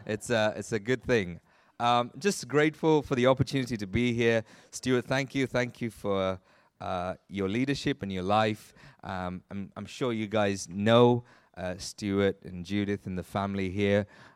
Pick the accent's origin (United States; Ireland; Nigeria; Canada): Nigeria; born there; So I was born in Nigeria. My parents were both working there at the time